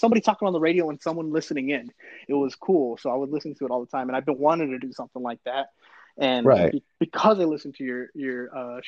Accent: San Fernando Valley, California, United States; moved away; also born or lived in Arizona; When I moved to Arizona, I was such a Cali kid. I was such a Valley kid

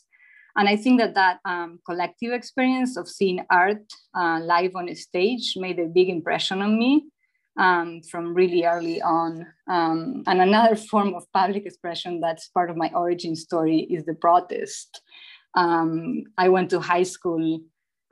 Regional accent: Buenos Aires, Argentina; English is a second language; moved away as an adult; also born or lived in New Jersey / Oregon; now in Washington, United States; I was born and raised in Buenos Aires, Argentina

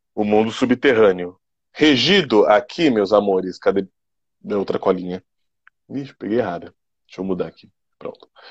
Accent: Brazil; nós, enquanto brasileiros

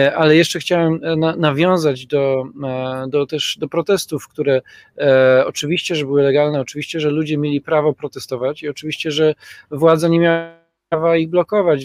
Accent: Poznań, Greater Poland, Poland; u nas w Poznaniu

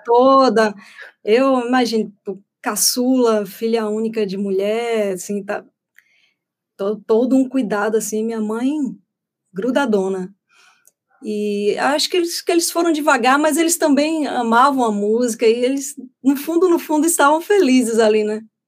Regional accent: Feira de Santana, Bahia, Brazil; lá em Feira de Santana, que, que é a terra onde eu nasci

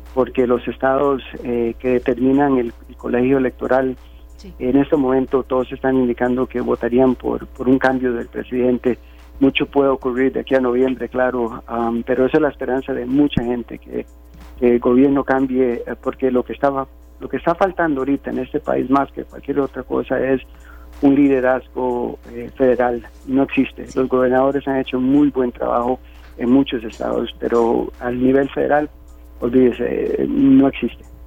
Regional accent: Costa Rica; now in United States; soy tico

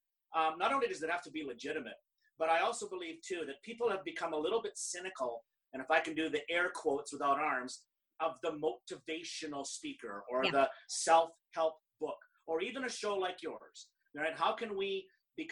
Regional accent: Canada; I'm Canadian

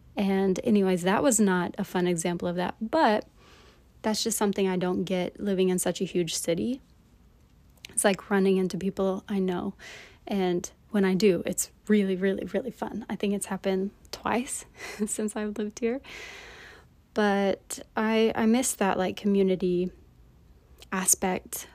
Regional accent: East Tennessee, United States; moved away as an adult; also born or lived in Stegi, Eswatini; now in South Korea; I was born and raised in Tennessee, in East Tennessee, in a small town there.

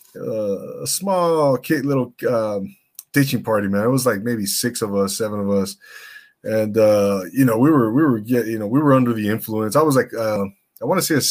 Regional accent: Inland Empire, California, United States; I grew up in the Inland Empire

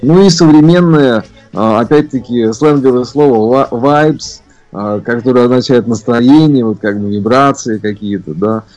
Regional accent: Ufa, Bashkortostan, Russia; moved away as an adult; also born or lived in Saint Petersburg / Moscow; родился я в городе Уфа, Башкирия, в центре континента

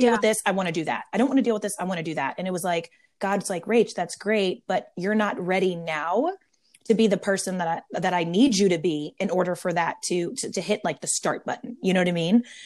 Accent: Maryland, United States; now in San Diego, United States; I'm born and raised in Maryland, um, East Coast turned West Coast. I live in Southern California now in San Diego

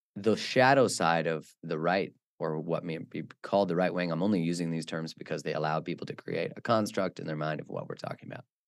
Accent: Alberta, Canada; moved away as an adult; also born or lived in Vancouver; I grew up in the in Alberta, which is in Canada, which is like the Texas of Canada.

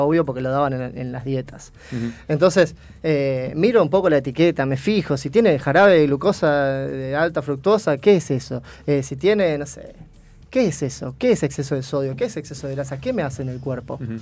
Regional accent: Posadas, Misiones, Argentina; Soy de Posadas Misiones.

